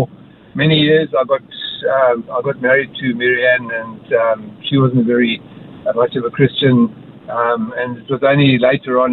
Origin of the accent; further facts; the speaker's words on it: Estcourt, KwaZulu-Natal, South Africa; moved away as an adult; now in Townsville, Australia; I grew up in South Africa.